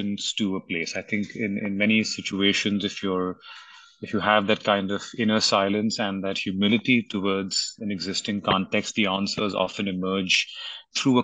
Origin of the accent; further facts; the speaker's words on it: Mumbai, Maharashtra, India; I grew up in Bombay.